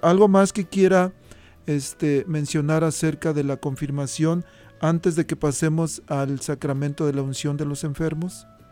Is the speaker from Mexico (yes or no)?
yes; Mexico; moved away; allá en, México, en mi pueblito, normalmente eh, la confirmación se daba junto con la primera comunión